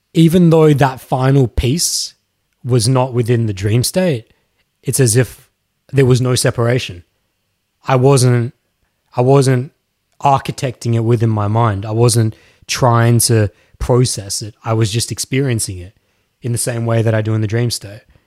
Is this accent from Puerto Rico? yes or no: no; Australia; Yes, I am Australian